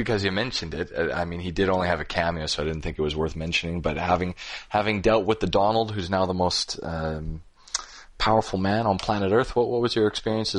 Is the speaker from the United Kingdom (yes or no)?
no; Canada; as a Canadian